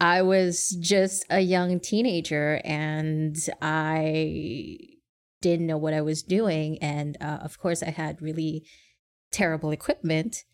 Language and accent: English; Canada; I am born and raised in Canada, and I am Asian